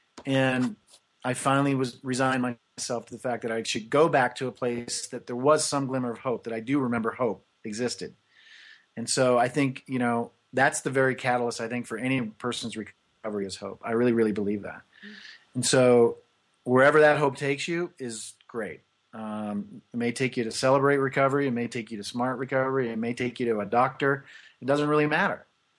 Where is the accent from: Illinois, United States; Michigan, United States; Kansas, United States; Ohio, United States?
Kansas, United States; So I was born in Kansas in 1965.